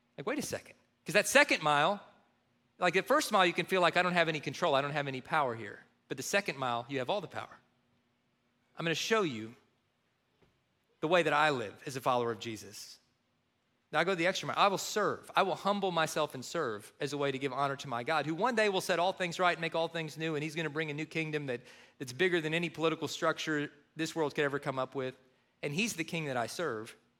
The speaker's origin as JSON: {"language": "English", "region": "Kentucky", "country": "United States", "tie": "born or raised there", "said": "growing up in Kentucky"}